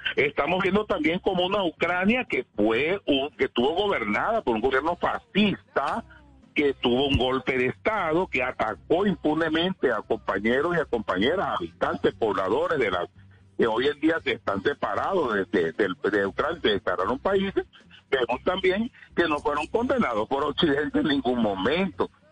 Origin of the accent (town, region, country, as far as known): Venezuela